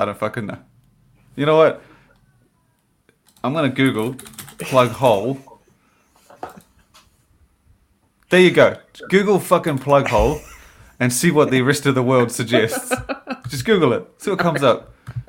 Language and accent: English; New Zealand; we told him we're from New Zealand